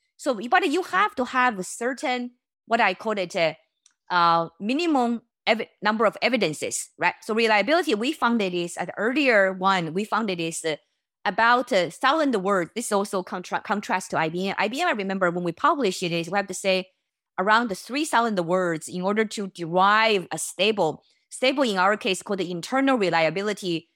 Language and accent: English; China; moved away; I was born in China